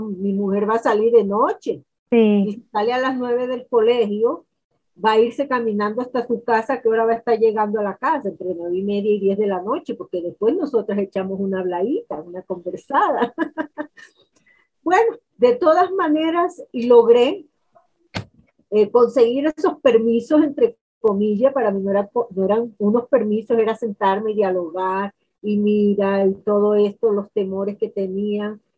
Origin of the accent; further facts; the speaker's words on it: Valledupar, Cesar, Colombia; soy de Valledupar, Vallenata de pura cepa y de corazón